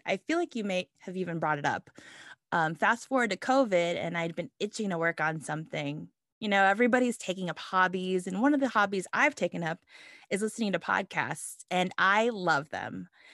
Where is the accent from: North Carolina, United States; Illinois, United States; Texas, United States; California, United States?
California, United States; Los Angeles; I'm Filipino American, and I was born and raised in L